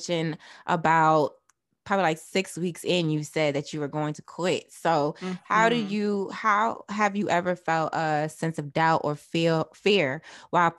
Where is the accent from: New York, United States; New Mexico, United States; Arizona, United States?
New York, United States; New York City; I was born in Brooklyn